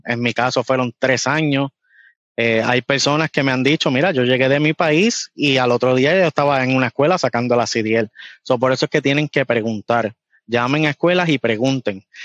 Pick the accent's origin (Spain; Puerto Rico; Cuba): Puerto Rico; accent: boricua; moved away as an adult; now in United States; vengo de Puerto Rico